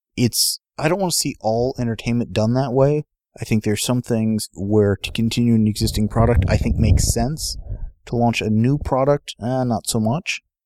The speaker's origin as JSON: {"language": "English", "town": "San Diego", "region": "California", "country": "United States", "tie": "born or raised there", "said": "we grew up in San Diego"}